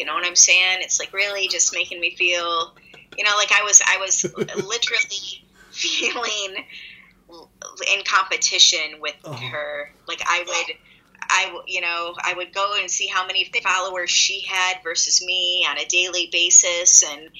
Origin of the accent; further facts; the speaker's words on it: Midwest, United States; I'm from the Midwest, which means I'm passive aggressive as fuck.